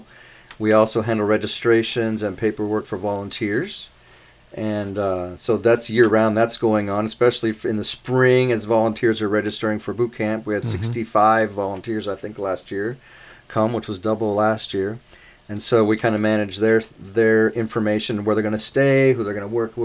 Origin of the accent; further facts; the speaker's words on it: La Mirada, California, United States; I'm from Southern California in a town called La Mirada, which is really just part of the Los Angeles Metroplex area